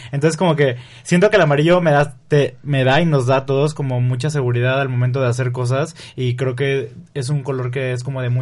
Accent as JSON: {"language": "Spanish", "town": "Río Verde", "region": "San Luis Potosí", "country": "Mexico", "said": "soy de Río Verde. Y de ahí me fui a estudiar a San Luis Potosí en la universidad."}